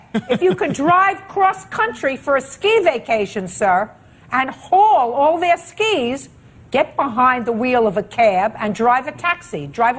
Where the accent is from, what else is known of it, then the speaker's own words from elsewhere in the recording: New York City, New York, United States; New York City, sir. That's my hometown.